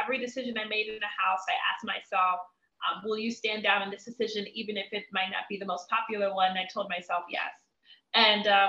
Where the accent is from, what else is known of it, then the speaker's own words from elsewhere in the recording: DC, Maryland area, United States; moved away as an adult; also born or lived in Miami / Cameroon; me growing up in the Maryland area, DC, to me moving to Miami